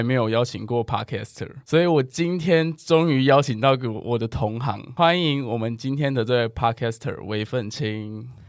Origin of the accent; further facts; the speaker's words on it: Taiwan; 我们台湾人